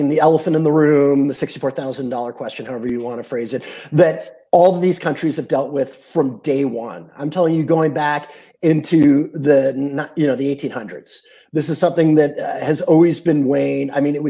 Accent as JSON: {"language": "English", "region": "England", "country": "United Kingdom", "tie": "born there", "said": "I had a British passport. I was born in England. I didn't learn my baseball in the UK."}